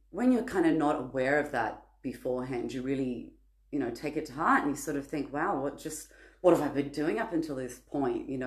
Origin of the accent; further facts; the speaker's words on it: Sydney, New South Wales, Australia; I'm from Sydney, Australia.